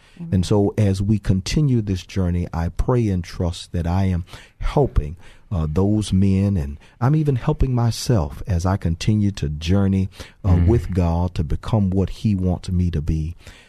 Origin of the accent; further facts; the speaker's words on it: Texas, United States; we talked about both of us growing up in Fifth Ward. But we lived in what we called at the time the Coke Apartments, but they were actually the Clemmie Manor Apartments across the street from Finnegan Park.